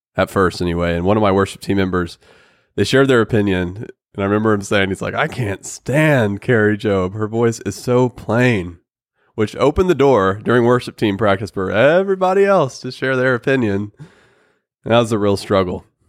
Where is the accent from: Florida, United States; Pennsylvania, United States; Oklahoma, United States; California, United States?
Oklahoma, United States; we're from Oklahoma